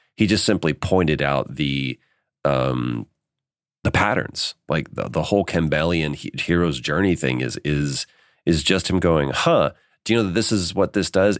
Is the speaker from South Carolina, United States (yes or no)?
no; Dallas, Texas, United States; moved away as an adult; now in Los Angeles, United States; we're both from Texas. We both um, uh, grew up in Dallas and we moved out to LA within weeks of each other.